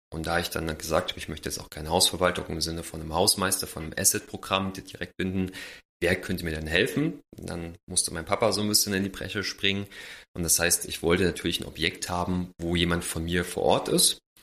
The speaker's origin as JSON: {"language": "German", "town": "Jena", "region": "Thuringia", "country": "Germany", "tie": "born or raised there", "moved": "yes", "said": "ich komme ursprünglich aus Jena, äh, bei meinen Eltern"}